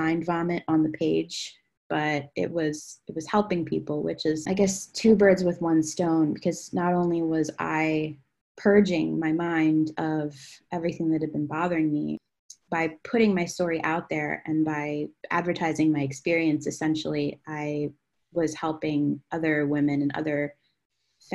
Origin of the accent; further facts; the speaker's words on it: Claymont, Delaware, United States; Originally, I'm from Delaware, Claymont, Delaware